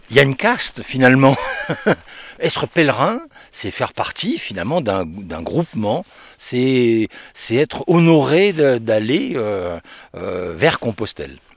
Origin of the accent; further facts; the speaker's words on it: France; Eh bien moi euh, je viens du sud de la France. je, alors